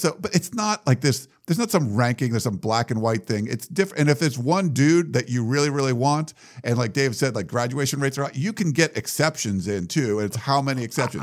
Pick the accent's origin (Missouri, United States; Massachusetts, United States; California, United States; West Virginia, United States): Massachusetts, United States; Milford; moved away as an adult; also born or lived in Western Pennsylvania; I lived in Massachusetts when I was from eleven years old till eighteen till I moved for college. So, um, I grew up in Milford, Massachusetts, but we moved from Pennsylvania, Western Pennsylvania